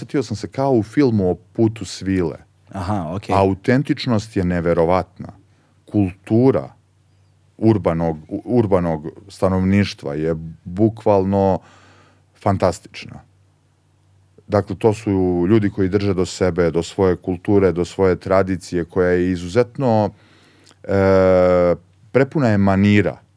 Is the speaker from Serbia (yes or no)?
yes; Požega, Zlatibor District, Serbia; moved away; also born or lived in Belgrade; dok sam živeo kao klinac u Požegi